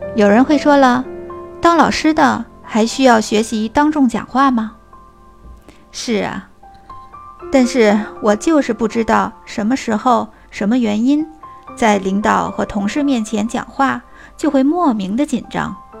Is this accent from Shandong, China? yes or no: no; Beijing, China; 我来自北京，是一名小学老师